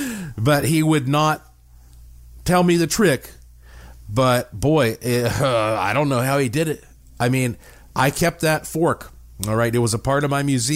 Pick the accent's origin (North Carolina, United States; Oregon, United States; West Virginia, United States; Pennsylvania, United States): North Carolina, United States; Asheville; my hometown of Asheville, North Carolina